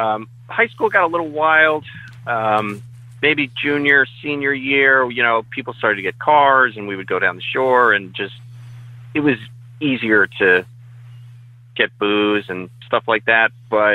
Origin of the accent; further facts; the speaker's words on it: New Jersey, United States; also born or lived in Scranton, Pennsylvania / New England; Moved to New Jersey when I was a baby with my mom and dad. Raised in West Jersey. Lived in New England for a while, but I'm a Jersey guy. I live here now with my wife, so it's most of my life, probably 30 years I've been living in New Jersey.